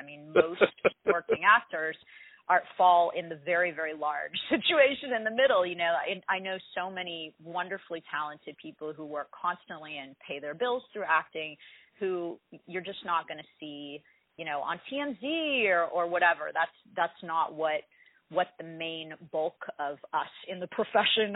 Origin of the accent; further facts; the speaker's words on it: Las Vegas, Nevada, United States; also born or lived in Los Angeles; But I grew up, I was born in Los Angeles, but I mostly grew up in Las Vegas.